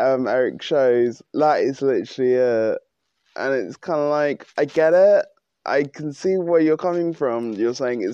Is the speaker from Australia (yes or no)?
no; United Kingdom; which I am British